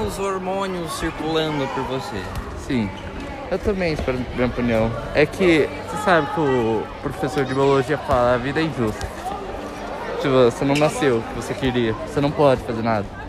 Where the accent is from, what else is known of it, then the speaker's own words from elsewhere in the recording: Brazil; Eu nasci no Brasil